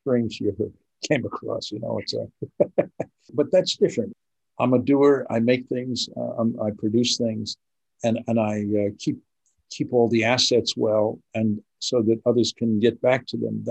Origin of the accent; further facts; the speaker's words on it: Vermont, United States; the University of Vermont, my home state